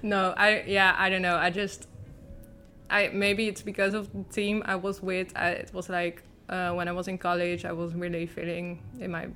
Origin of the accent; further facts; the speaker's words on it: Maassluis, South Holland, Netherlands; my hometown is partly Westland and partly Rotterdam